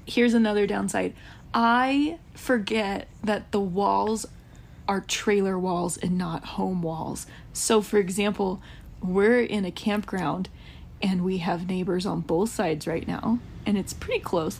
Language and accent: English; United States; now in Utah, United States; I grew up camping in Georgia and like Tennessee area